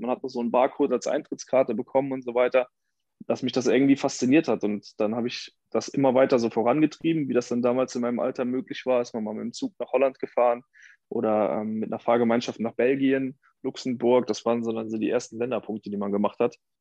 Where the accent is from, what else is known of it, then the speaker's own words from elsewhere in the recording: a village outside Cologne, North Rhine-Westphalia, Germany; now in Cologne, Germany; ich komme aus dem Dorf ursprünglich, gar nicht aus Köln. Hier wohne ich erst äh, seit sechs Jahren